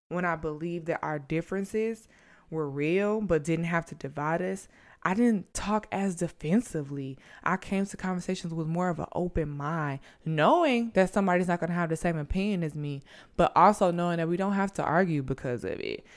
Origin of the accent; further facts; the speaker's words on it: St. Louis, Missouri, United States; moved away as an adult; also born or lived in South Carolina; I'm from Saint Louis